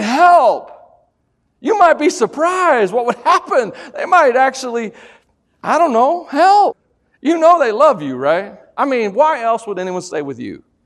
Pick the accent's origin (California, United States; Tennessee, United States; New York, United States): Tennessee, United States; I'm from Tennessee